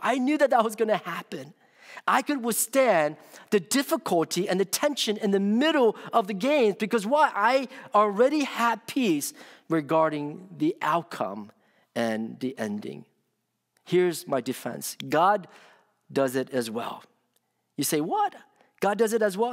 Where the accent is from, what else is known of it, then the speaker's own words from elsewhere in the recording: Washington, District of Columbia, United States; moved away; when I was growing up in the Washington, D C area.